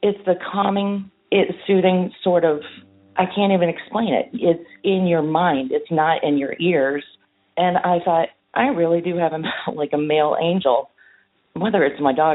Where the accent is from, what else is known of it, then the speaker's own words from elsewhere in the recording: Fort Lauderdale, Florida, United States; I'm from Fort Lauderdale, Florida